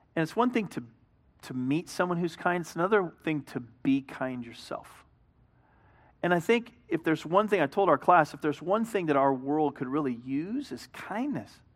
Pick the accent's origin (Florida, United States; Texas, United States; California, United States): California, United States; Hemet; I was raised in Hemet.